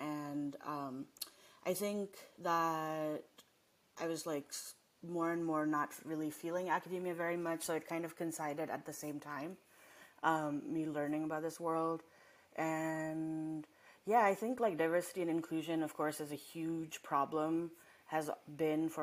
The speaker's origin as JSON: {"language": "English", "country": "Nepal", "tie": "born or raised there", "also_born_or_lived": "Massachusetts, United States", "moved": "yes", "lives_now": "Los Angeles, United States", "said": "I didn't grow up here. And I grew up in Nepal, and then I came here"}